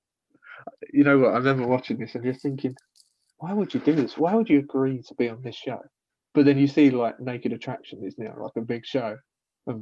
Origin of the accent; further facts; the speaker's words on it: United Kingdom; I'm British